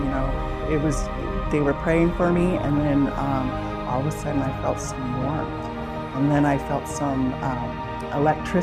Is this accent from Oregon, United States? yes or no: yes; Salem, Oregon, United States; now in Corvallis, United States; I was born in Salem, Oregon